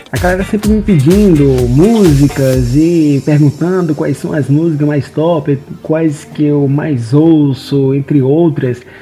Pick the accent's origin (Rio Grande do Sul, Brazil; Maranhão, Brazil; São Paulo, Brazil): Maranhão, Brazil; Imperatriz; moved away; also born or lived in Goiânia, Goiás; atualmente eu moro em Imperatriz, no Maranhão, minha cidade natal